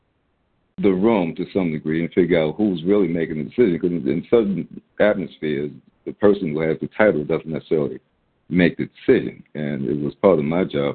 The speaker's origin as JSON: {"language": "English", "town": "Baltimore", "region": "Maryland", "country": "United States", "tie": "born or raised there", "said": "this kid growing up in Baltimore, the public school"}